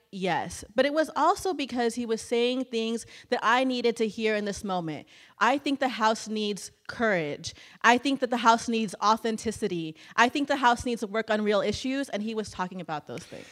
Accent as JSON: {"language": "English", "town": "Clinton", "region": "Texas", "country": "United States", "tie": "born or raised there", "said": "my hometown of Clinton, Texas"}